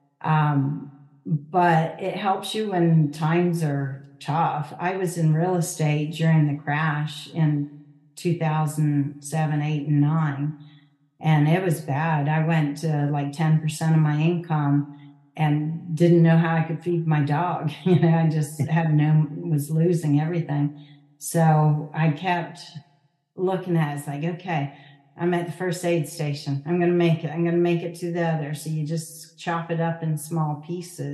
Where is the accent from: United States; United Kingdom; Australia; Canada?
Canada; born or raised there; moved away